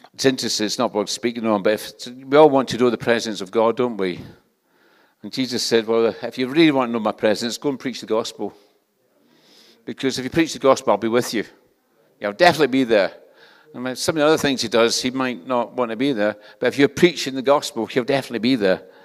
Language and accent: English; Scotland, United Kingdom; accent: Scottish; This is a Scottish accent. Where I come from, everybody speaks like this